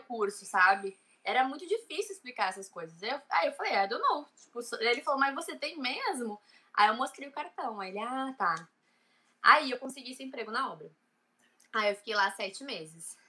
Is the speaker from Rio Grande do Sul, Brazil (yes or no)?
yes; Cidreira, Rio Grande do Sul, Brazil; moved away as an adult; now in Ireland; eu sou de Cidreira, é uma cidade bem pequena no interior do Rio Grande do Sul.